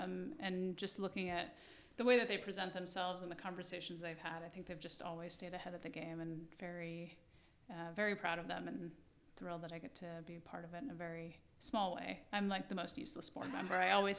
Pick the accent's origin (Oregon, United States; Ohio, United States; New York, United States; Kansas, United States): New York, United States; New York City; I think, yes, that's, and I'm a New Yorker, so I will say, yeah, absolutely.